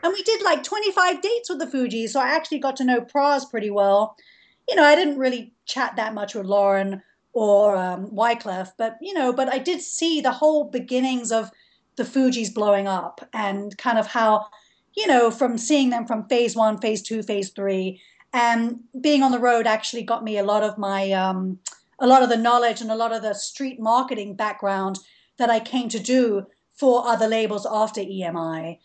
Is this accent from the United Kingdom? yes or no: yes; London, United Kingdom; moved away as an adult; now in Atlanta, United States; I grew up in London.